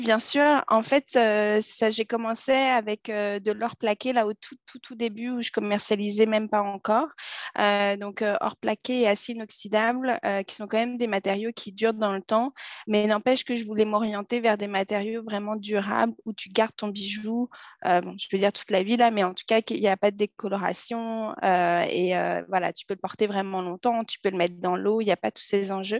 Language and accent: French; Paris, Île-de-France, France; moved away as an adult; now in Montreal, Canada; j'ai grandi à Paris